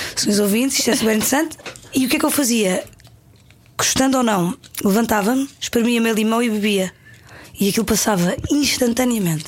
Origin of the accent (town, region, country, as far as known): Paderno, Algarve, Portugal; born or raised there; moved away; also born or lived in Lisbon